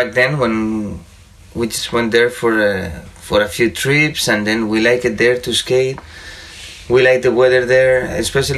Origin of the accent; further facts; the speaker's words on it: Madrid, Community of Madrid, Spain; moved away as an adult; now in Denver, United States; some neighbors from my hometown, you know, back in Madrid in Spain